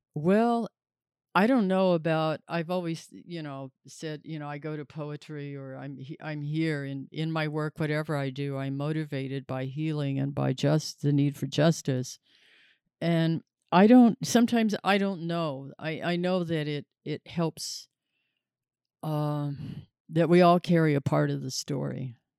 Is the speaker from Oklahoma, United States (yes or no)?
yes; Tulsa, Oklahoma, United States; moved away; also born or lived in New Mexico; the Saint John's Hospital where I was born here in Tulsa